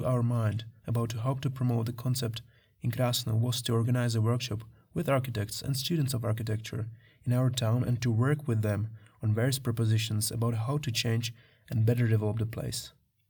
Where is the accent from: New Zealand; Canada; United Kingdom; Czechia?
Czechia; born or raised there